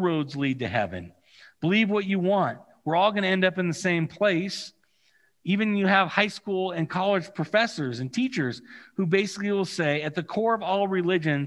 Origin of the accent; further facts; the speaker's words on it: California, United States; moved away; I have the unique experience of growing up in California